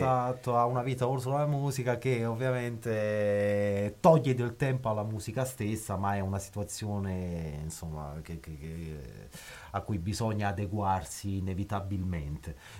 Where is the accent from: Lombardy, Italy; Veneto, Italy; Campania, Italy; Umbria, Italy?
Campania, Italy; Naples; now in Bologna, Italy; come napoletano